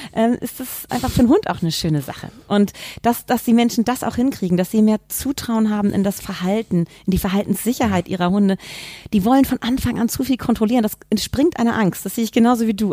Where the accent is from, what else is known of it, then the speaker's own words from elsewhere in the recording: Hamburg, Germany; ich bin an eine Familie geboren worden und meine Eltern haben damals nicht professionell gezüchtet, aber sie hatten zwei Würfe Labrador Retriever und das oh. war in Hamburg damals in den 70er Jahren